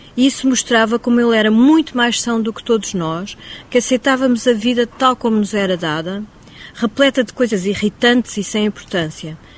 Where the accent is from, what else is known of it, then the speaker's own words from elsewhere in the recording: Mozambique; moved away; eu, como cresci em Moçambique